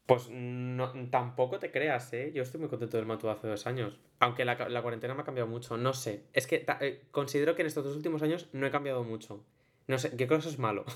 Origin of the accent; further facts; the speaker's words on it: a town in Valencia, Valencian Community, Spain; yo digo que soy de Valencia, pero yo no soy de Valencia ciudad, yo soy de un pueblo de Valencia